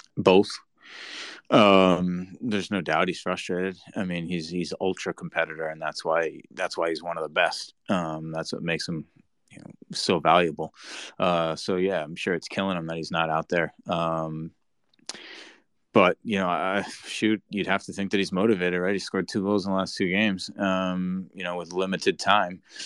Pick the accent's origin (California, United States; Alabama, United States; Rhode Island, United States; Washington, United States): Rhode Island, United States; moved away; Rhode Island, my home state, you know, and growing up there